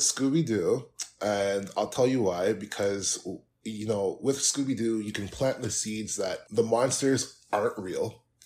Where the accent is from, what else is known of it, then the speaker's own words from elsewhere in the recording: Canada; I'm Canadian